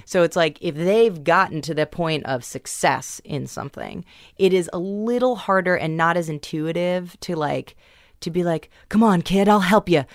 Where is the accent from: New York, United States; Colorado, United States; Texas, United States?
New York, United States; New York City; I grew up in New York City